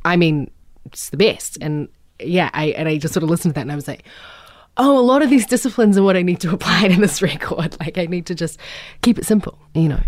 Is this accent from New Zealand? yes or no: yes; New Zealand; I'm a troll from New Zealand